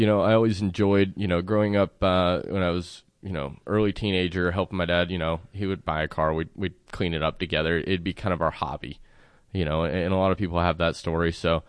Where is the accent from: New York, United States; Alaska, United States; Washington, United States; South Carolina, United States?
South Carolina, United States; In South Carolina.